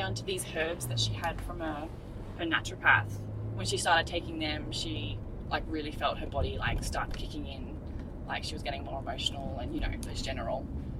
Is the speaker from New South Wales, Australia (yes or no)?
no; Gold Coast, Queensland, Australia; So Anna and I grew up together on the Gold Coast.